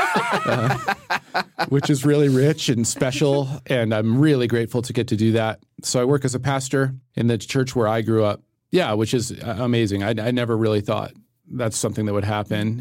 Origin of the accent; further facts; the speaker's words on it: Littleton, Colorado, United States; I'm from Littleton